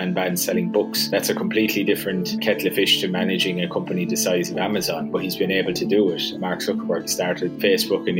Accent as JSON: {"language": "English", "country": "Ireland", "tie": "born or raised there", "also_born_or_lived": "Dublin / Sydney, Australia", "moved": "as an adult", "said": "the accent will probably give it away, but yeah, I grew up in Ireland and worked in Dublin for a little while after I finished university and then started traveling the world and ended up in Australia"}